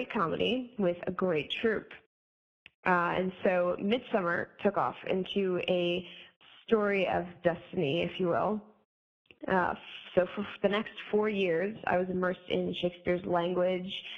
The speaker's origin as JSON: {"language": "English", "town": "Phoenixville", "region": "Pennsylvania", "country": "United States", "said": "I'm from Phoenixville, Pennsylvania."}